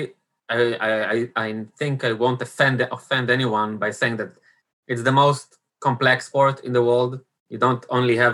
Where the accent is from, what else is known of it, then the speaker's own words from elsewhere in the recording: Israel; also born or lived in Italy; growing up in Israel